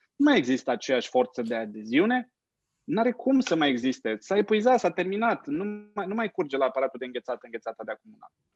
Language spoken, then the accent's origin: Romanian; Romania; Eu am crescut în România mucului în batistă și în fular